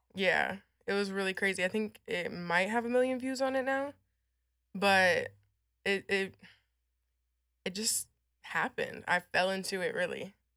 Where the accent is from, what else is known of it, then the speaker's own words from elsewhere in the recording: San Antonio, Texas, United States; also born or lived in Illinois / Amarillo, Texas; I grew up in San Antonio, like, all around San Antonio, so that's kind of where my upbringing was